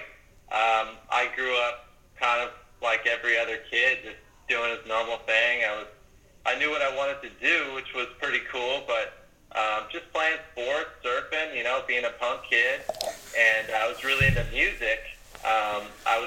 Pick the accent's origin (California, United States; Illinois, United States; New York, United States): California, United States; Coto de Caza; also born or lived in San Jose, California / Tempe, Arizona; I grew up in Orange County, California, and I was in a small town called Cotter de Caza.